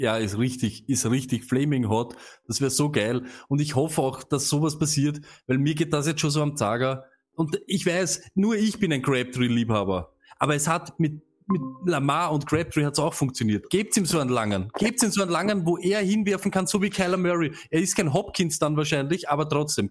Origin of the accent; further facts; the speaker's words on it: Vienna, Austria; als Wiener